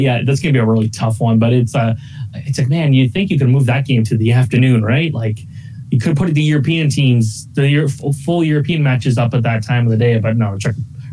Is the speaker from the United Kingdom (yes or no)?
no; Canada; I'm Canadian